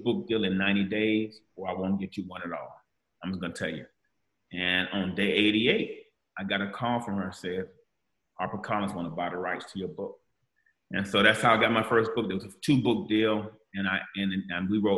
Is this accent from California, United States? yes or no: no; Gainesville, Florida, United States; I'm from Gainesville, Florida